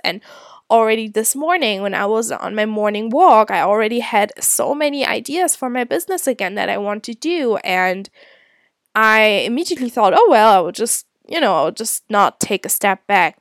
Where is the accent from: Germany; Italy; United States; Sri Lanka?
Germany; moved away as an adult; also born or lived in Scotland; I'm originally from Germany.